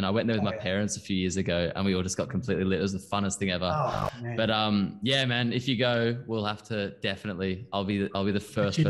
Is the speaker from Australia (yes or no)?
yes; Australia; now in Germany; I'm from Australia, growing up there, living in Germany